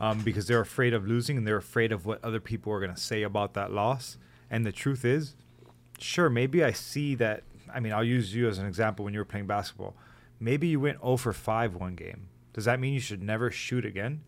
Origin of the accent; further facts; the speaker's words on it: Hialeah, Florida, United States; I'm a kid from Hialeah